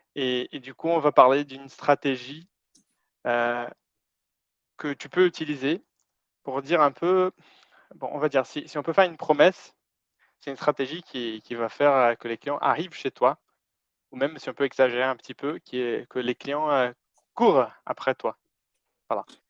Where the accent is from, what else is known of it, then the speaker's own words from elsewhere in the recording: Brazil; French is a second language; moved away; j'ai un accent un peu bizarre parce que je suis brésilien